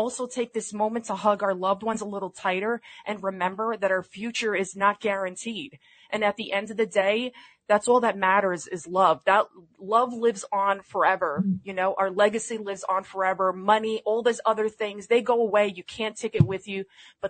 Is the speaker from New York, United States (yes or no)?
yes; New York City, New York, United States; I'm from the Bronx